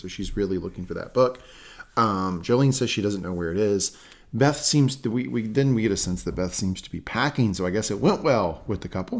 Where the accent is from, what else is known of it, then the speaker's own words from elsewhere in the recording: Southern United States, United States; accent: Southern; that Southern accent